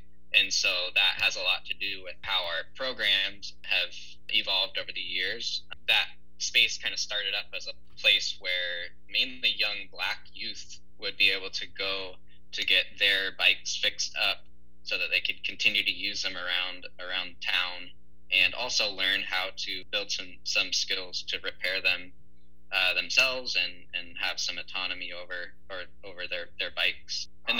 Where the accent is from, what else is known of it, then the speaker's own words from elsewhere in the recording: Bellevue, Washington, United States; moved away as an adult; also born or lived in Colombia; now in Portland, United States; I grew up in the Seattle area in Bellevue, and then moved away to Portland about in 2004, it would have been.